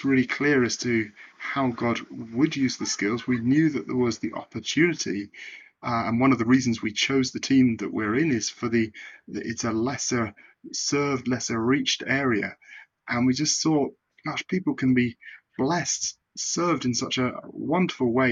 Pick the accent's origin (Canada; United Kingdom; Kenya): United Kingdom; moved away as an adult; now in Balkans; I'm from the United Kingdom.